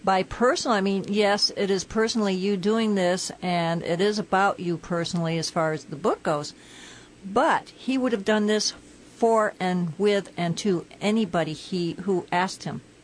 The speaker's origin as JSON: {"language": "English", "region": "Connecticut", "country": "United States", "moved": "yes", "said": "I'm from Connecticut"}